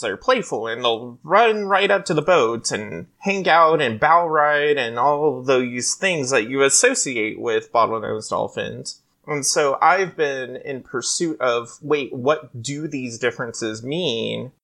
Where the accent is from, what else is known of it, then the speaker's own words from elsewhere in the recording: Hawaii, United States; now in California, United States; So, I grew up in Hawaii, actually, and so it was a natural part of just living on these islands